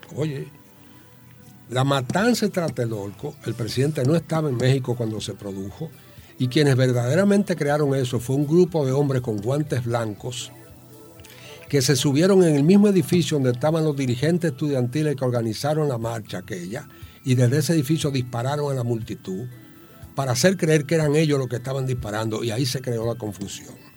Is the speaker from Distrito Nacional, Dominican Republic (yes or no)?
yes; Santo Domingo Este, Distrito Nacional, Dominican Republic; moved away as an adult; also born or lived in San Pedro de Macorís / United States; Yo vivía enfrente, que era la casa de mi abuela, eh, donde yo me crié que tú hablabas de San Pedro Macorís. Yo nací en San Pedro Macorís y me siento macorizano también, desde luego, pero mi, corazón está en Villaduarte